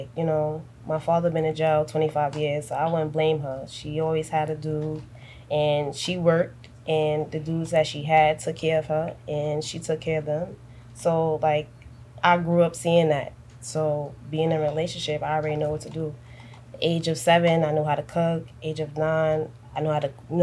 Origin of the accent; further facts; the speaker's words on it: New York City, New York, United States; I'm from Brooklyn